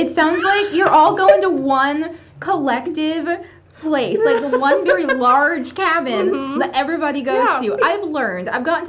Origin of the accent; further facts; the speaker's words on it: Lancaster County, Pennsylvania, United States; I'm as American as a cheeseburger, though. I grew up here.